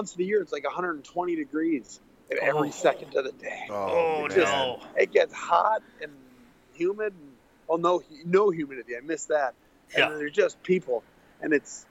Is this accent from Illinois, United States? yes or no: no; Waterford, Wisconsin, United States; moved away as an adult; now in California, United States; Waterford was great. It was a nice little city. It was about 4,500 people, and it was wonderful. I grew up on Lake Tishigan